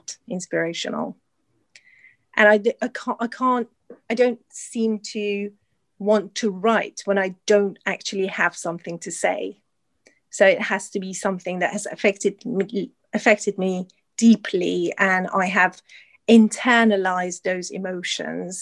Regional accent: Isfahan, Iran; also born or lived in Tehran; now in United Kingdom; I was born in Tehran, the capital. And then when I was quite young, my father, who was an engineer, because of his job, he moved us to Isfahan

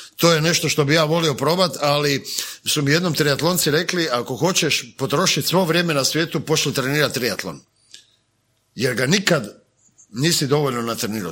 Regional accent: Zagreb, City of Zagreb, Croatia; also born or lived in London; kod nas u Zagrebu

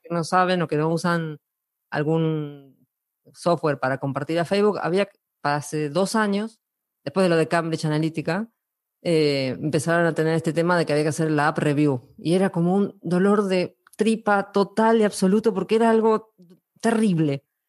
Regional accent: Argentina; moved away as an adult; now in Spain; Yo soy argentina y vivo en España desde hace cinco años

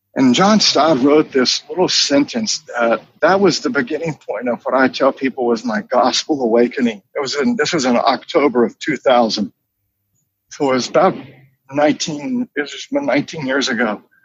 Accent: Charlotte, North Carolina, United States; I grew up in North Carolina in Charlotte

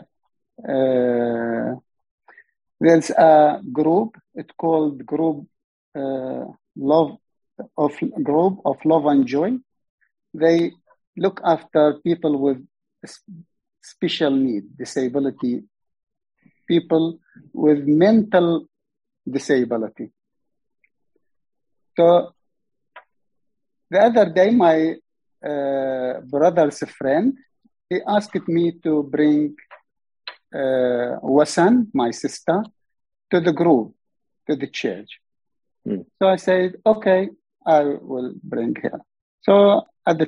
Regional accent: Iraq; English is a second language; moved away as an adult; now in Australia; I am from Iraq

